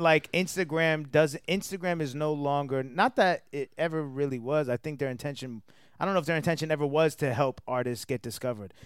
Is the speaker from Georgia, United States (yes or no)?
yes; Atlanta, Georgia, United States; also born or lived in New Jersey; I was raised in Atlanta. I was born in New Jersey.